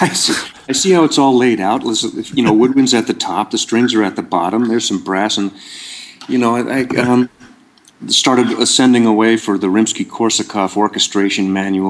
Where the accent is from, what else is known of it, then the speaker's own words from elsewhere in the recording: Ohio, United States; also born or lived in Seattle, Washington / Findlay, Ohio / Granville, Ohio / Boston; I was born in Ohio. I grew up partly in Seattle, Washington, mm-hmm. and then in a couple towns in Ohio, mm-hmm. Findlay, Ohio, and Granville, Ohio